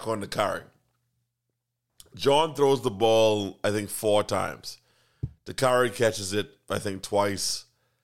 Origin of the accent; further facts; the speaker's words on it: Bahamas; I'm from the Bahamas